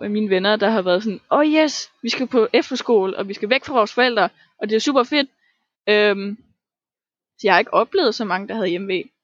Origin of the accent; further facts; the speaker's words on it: Tanzania; now in Denmark; og dengang jeg voksede op i Tanzania, og alle mine venner, og alle mine ting, og stedet, og følelsen, og kulturen, og mine forældre.